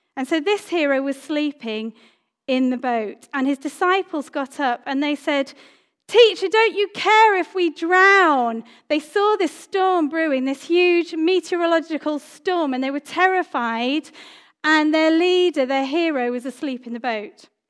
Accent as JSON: {"language": "English", "country": "Cyprus", "tie": "born or raised there", "moved": "yes", "said": "I grew up in Cyprus"}